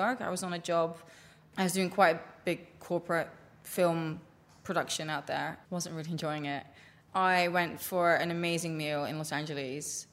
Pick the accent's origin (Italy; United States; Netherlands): Netherlands; moved away as an adult; now in London, United Kingdom; I grew up in Holland and grew up around pickles